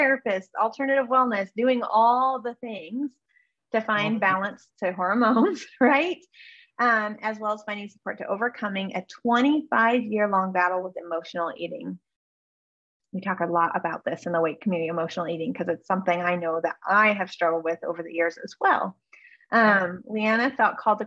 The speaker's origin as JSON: {"language": "English", "region": "Northern California", "country": "United States", "tie": "born or raised there", "also_born_or_lived": "Alaska", "said": "I grew up in Northern California a little bit."}